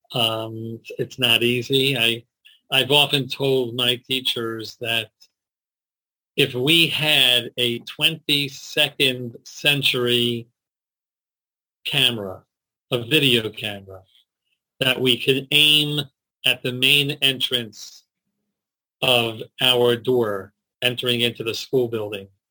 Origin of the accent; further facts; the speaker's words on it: Baltimore, Maryland, United States; also born or lived in Jerusalem, Israel; Born and bred in Baltimore, here in Baltimore, Maryland